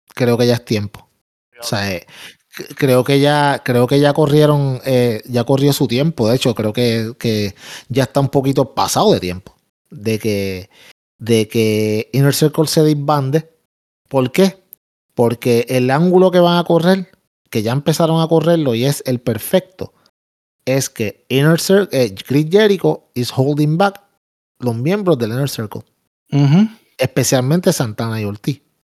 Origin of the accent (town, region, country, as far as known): Puerto Rico